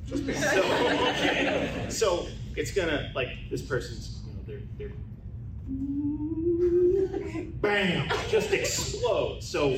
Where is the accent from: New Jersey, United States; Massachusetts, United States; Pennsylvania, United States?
New Jersey, United States; born there; I was born in Jersey, this is big for me.